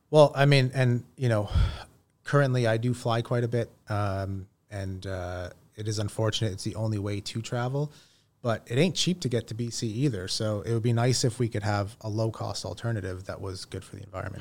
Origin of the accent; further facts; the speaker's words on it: Toronto, Ontario, Canada; born and raised in Toronto